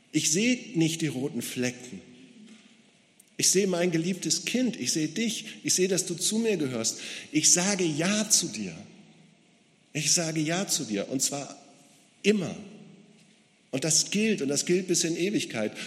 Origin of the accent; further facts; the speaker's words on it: Gera, Thuringia, Germany; Bei uns in Gera, in meiner Stadt